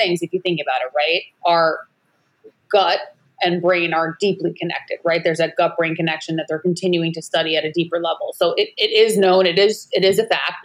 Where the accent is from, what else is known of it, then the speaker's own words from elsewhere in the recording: Long Island, New York, United States; also born or lived in California; now in Maui, United States; I'm originally from Long Island, New York